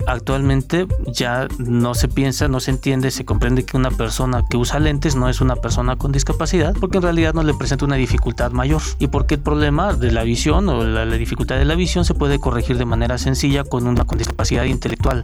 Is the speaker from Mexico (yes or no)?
yes; Mexico